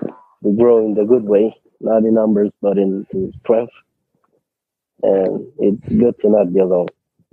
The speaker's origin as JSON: {"language": "English", "town": "Cluj-Napoca", "region": "Cluj County", "country": "Romania", "said": "I'm from Romania, and I don't know of any SA group. I was the first that, from my city, from Cluj, that came to groups and admitted that I have this problem."}